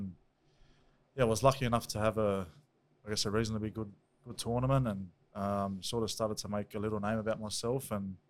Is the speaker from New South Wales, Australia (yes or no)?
yes; Strathfield, New South Wales, Australia; I grew up in Strathfield, went to a local school there, St. Patrick's College, Strathfield